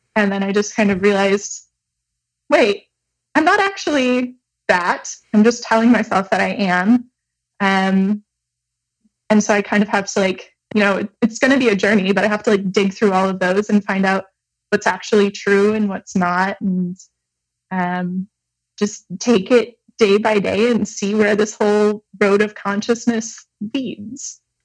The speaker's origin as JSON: {"language": "English", "region": "Michigan", "country": "United States", "moved": "yes", "lives_now": "Montreal, Canada", "said": "I'm originally from Michigan, but I'm currently living in Montreal, Canada"}